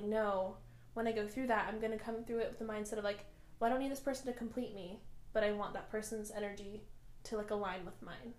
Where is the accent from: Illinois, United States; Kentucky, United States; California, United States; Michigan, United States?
California, United States; Bay Area; we are cousins from the Bay Area